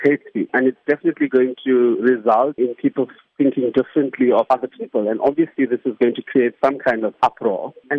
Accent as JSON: {"language": "English", "country": "South Africa", "said": "as a South African"}